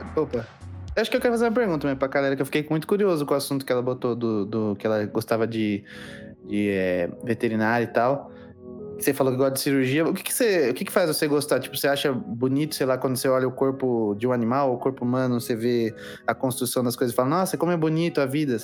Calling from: Santo André, São Paulo, Brazil; Tenho 18 e falo de. Cidade de São Paulo, Santo André

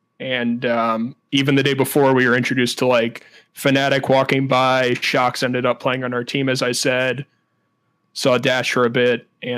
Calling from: St. Louis, Missouri, United States; St. Louis, Missouri

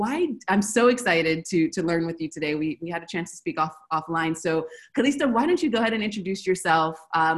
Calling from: Buenos Aires, Argentina; I'm calling from Buenos Aires, Argentina.

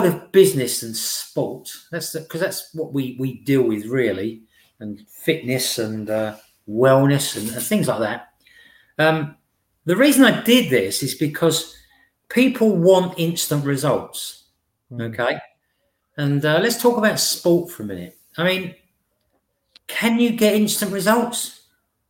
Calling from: Witham, East of England, United Kingdom; I'm speaking from Witham in Essex.

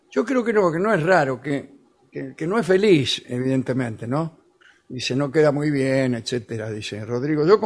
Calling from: Montevideo, Uruguay; de Montevideo.

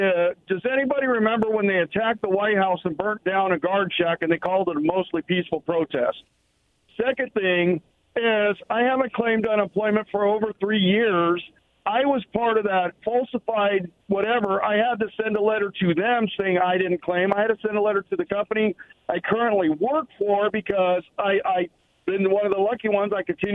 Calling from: Pasco, Washington, United States; Hey, guys. How's it going? It's … from Pasco.

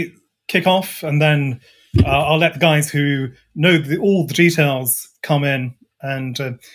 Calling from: Scotland, United Kingdom; So I'm greetings from Scotland, just north of the Forth Bridge. Bright and sunny here.

